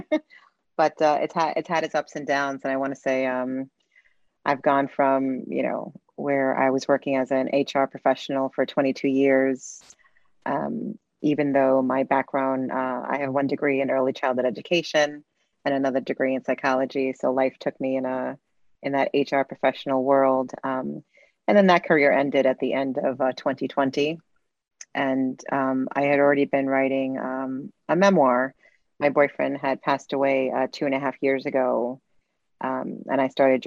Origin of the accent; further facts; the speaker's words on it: New York City, New York, United States; I'm Latin American, born in Brooklyn, New York. My background is from Puerto Rico, Mexico, and Cuba